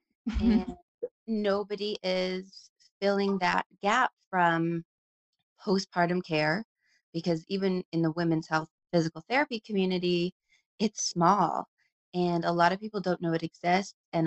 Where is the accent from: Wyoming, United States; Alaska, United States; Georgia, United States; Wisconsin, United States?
Alaska, United States; Anchorage; moved away as an adult; also born or lived in Tacoma, Washington / Seattle, Washington / Boston, Massachusetts; now in Bend, United States; I was born and raised in Anchorage, Alaska